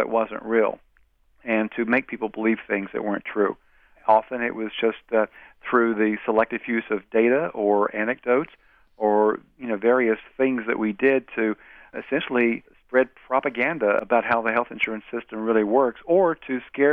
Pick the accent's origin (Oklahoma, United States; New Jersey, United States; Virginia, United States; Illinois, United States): Virginia, United States; Wise County; moved away; my hometown newspaper